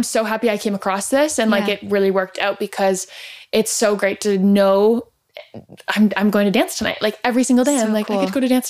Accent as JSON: {"language": "English", "town": "Toronto", "region": "Ontario", "country": "Canada", "tie": "born or raised there", "moved": "as an adult", "lives_now": "Paris, France", "said": "I grew up biking in Toronto."}